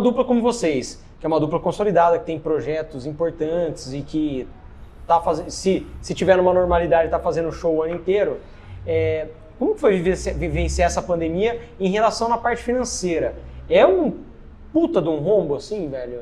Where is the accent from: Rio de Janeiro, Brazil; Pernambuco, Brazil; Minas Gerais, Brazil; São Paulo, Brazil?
São Paulo, Brazil; eu, que sou de São Paulo